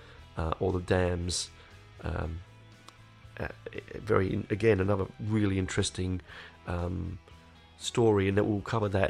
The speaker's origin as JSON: {"language": "English", "region": "London", "country": "United Kingdom", "tie": "born or raised there", "said": "I grew up in Hendon."}